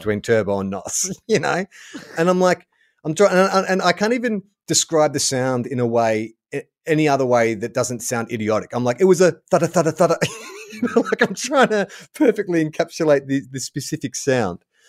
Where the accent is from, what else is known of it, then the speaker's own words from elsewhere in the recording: Melbourne, Victoria, Australia; moved away; born and raised in Melbourne